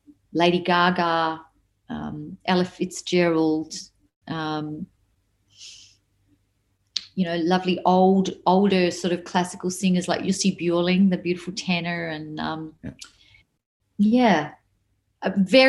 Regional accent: Melbourne, Victoria, Australia; I'm a Melbourne girl, the Maya Music Bowl holds memories for me. I went there when I was a kid to see people

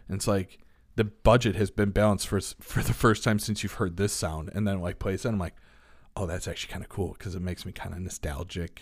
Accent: Elmhurst, Illinois, United States; I grew up in Elmhurst

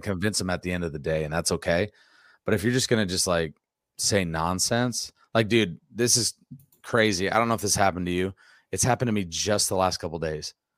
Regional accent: near Dyersville, Iowa, United States; I grew up, like, basically twelve minutes from there

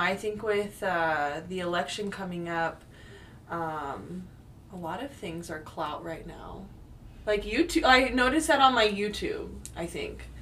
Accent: California, United States; moved away as an adult; now in Portland, United States; originally from california uh, I do love my home state

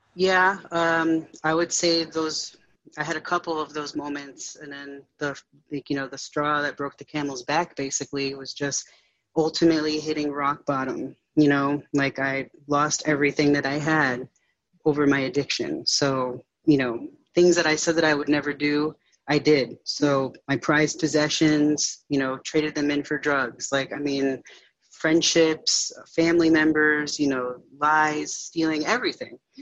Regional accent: Connecticut, United States; moved away as an adult; now in Northern Virginia, United States; I'm um, originally from uh, Connecticut, so I moved from Connecticut to uh, Northern Virginia

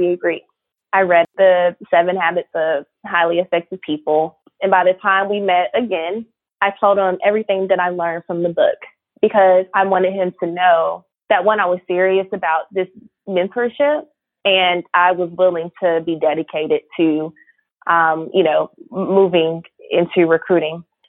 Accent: Raleigh, North Carolina, United States; also born or lived in Charlotte, North Carolina; I grew up in Raleigh, North Carolina. Shout out to the 919.

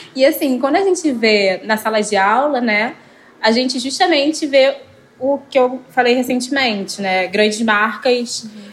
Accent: Rio de Janeiro, Brazil; vim da Zona Norte do Rio de Janeiro

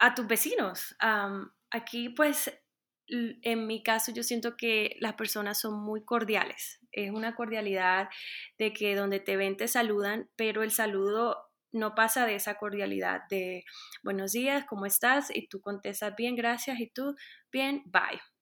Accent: Montería, Córdoba, Colombia; moved away as an adult; also born or lived in Bogotá, Colombia; now in Denver, United States; soy colombiana, soy de Montería, y ya llevo 10 años viviendo en los Estados Unidos

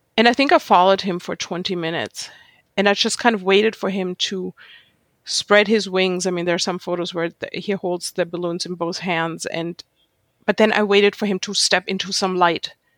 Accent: Germany; English is a second language; moved away as an adult; also born or lived in Jerusalem, Israel; now in New York City, United States; growing up in Germany

